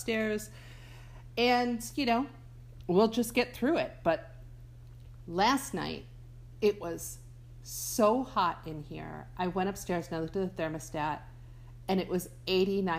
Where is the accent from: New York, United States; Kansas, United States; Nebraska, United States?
New York, United States; Buffalo; moved away; I grew up in Buffalo